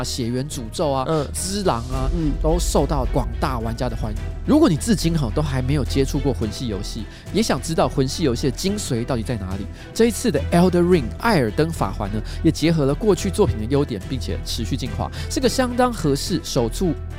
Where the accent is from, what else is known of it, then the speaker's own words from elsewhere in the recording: Taiwan; 我们台湾人